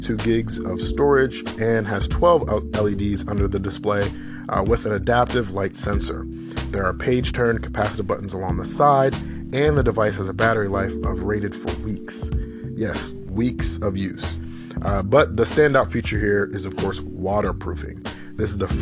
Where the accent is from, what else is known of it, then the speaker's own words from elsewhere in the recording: Pittsburgh, Pennsylvania, United States; Pittsburgh, yes, my hometown